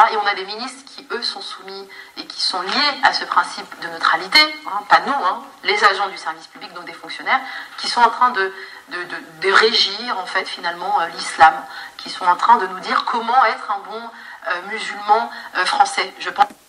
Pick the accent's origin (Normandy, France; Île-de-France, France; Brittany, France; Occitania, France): Normandy, France; moved away as an adult; also born or lived in Paris; je suis née en Normandie je suis venue à Paris en fait pour mes études